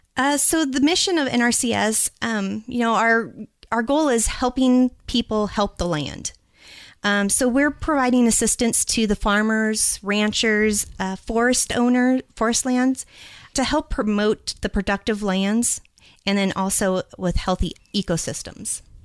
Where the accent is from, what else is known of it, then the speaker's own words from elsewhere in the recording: Albany, Oregon, United States; also born or lived in California / Louisiana; now in Idaho, United States; I'm originally from Oregon.